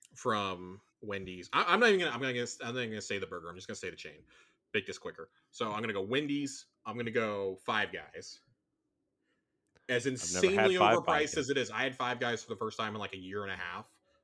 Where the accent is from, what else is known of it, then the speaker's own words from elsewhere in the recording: Texas, United States; I'm from Texas